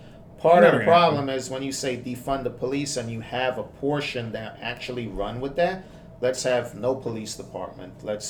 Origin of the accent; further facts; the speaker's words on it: New York City, New York, United States; moved away as an adult; now in Long Island, United States; I live in Long Island now, but I grew up in Queens.